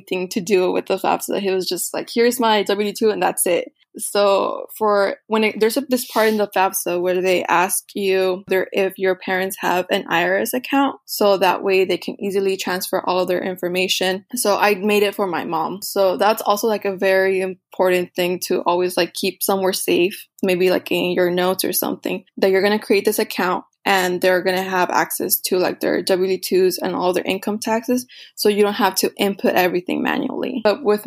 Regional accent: Rio Grande Valley, Texas, United States; my hometown college, which is UTRGV

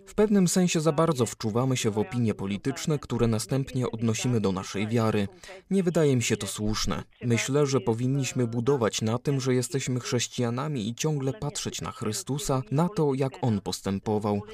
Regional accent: Czechia; u nas w Czechach

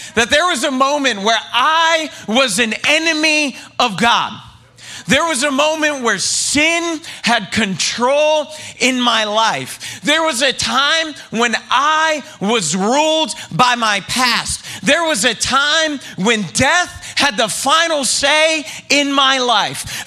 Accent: the South, United States; I grew up in the South

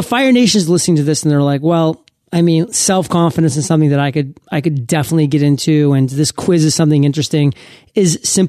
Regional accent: New England, United States; now in San Diego, United States; I come from New England, Barrie.

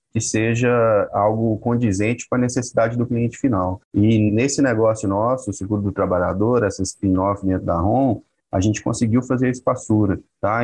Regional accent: Minas Gerais, Brazil; eu sou mineiro

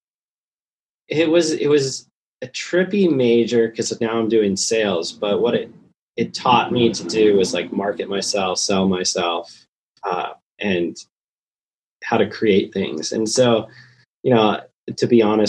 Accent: Santa Cruz, California, United States; I grew up in Santa Cruz

